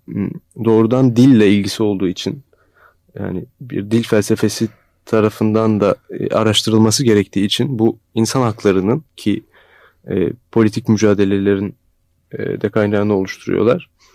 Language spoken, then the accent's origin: Turkish; Turkey; bir Türk olarak